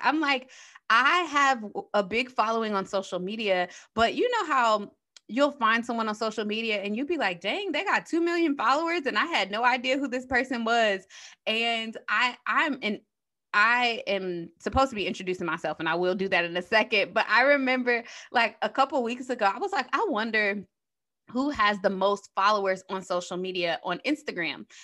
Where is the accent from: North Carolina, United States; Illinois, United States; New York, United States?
Illinois, United States; Chicago; moved away as an adult; also born or lived in Saint Louis; I'm from Chicago, so transitioning from Chicago to Saint Louis